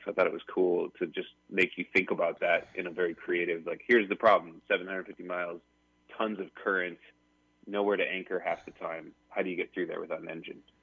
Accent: Pacific Northwest, United States; I grew up sailing in the Pacific Northwest

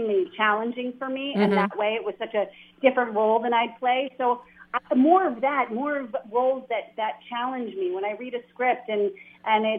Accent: New Jersey, United States; a little girl from New Jersey

